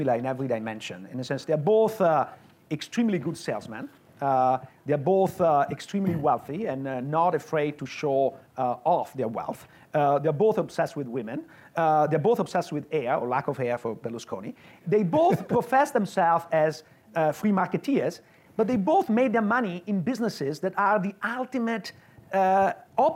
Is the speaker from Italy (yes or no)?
yes; Veneto, Italy; moved away as an adult; now in Illinois, United States; I grew up in Veneto, which is not far from Austria and Slovenia.